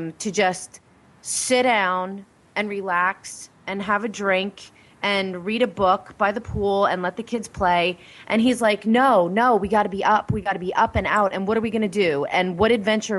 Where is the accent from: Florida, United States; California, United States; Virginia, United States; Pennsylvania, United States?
Pennsylvania, United States; I'm from Pennsylvania